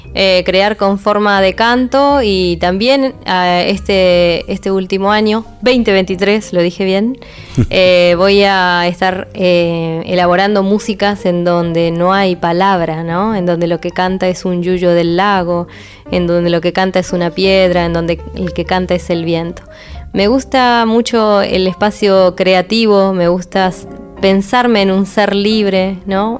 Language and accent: Spanish; Neuquén, Argentina; yo nací, nací en Neuquén, en un lugar en, que estaba rodeado de canales, ríos y acequias